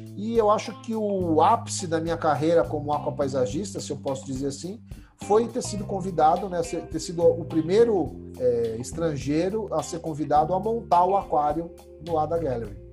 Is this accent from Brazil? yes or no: yes; Brazil; Eu falei, Brasil